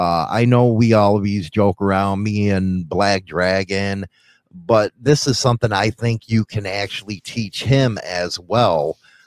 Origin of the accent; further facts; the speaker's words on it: Chicago, Illinois, United States; Meaning I came from Montclair, and it was a specific type of culture because Chicago is the biggest melting pot next to New York City of all kinds of cultures.